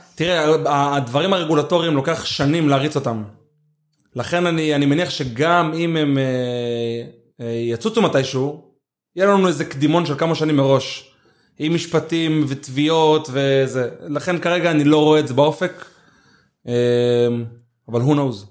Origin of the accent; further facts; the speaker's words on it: Ashkelon, Southern District, Israel; אני גדלתי באשקלון והתחנכתי באשקלון וכל החברים שלי אשקלונים